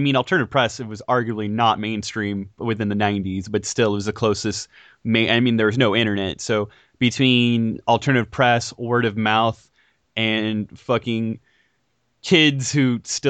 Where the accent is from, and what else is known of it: California, United States